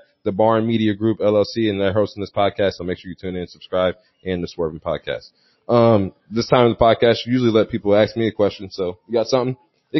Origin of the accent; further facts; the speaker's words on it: St. Louis, Missouri, United States; a lot of St. Louis is listening. A lot of my hometown's listening